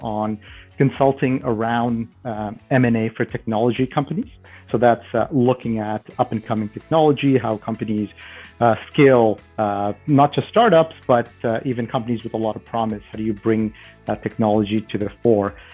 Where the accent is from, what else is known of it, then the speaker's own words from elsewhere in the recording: Toronto, Ontario, Canada; I grew up in Canada. I uh, I'm from Toronto originally, and uh, I went to school here in Toronto